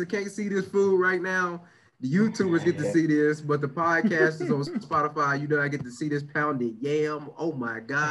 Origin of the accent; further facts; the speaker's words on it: United States; I'm American